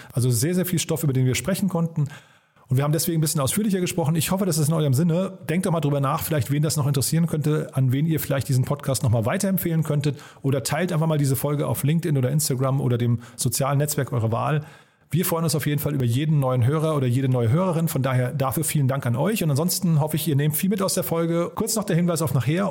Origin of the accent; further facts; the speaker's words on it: Hofheim am Taunus, Hesse, Germany; now in Berlin, Germany; Wir kommen beide aus Hofheim